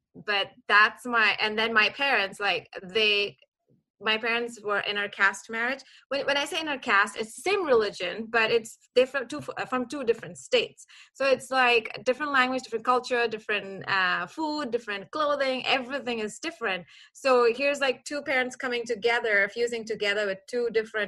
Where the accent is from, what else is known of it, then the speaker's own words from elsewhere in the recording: Kuwait; moved away as an adult; now in Dallas, United States; I grew up in Kuwait. I was born and raised in Kuwait for 26 years.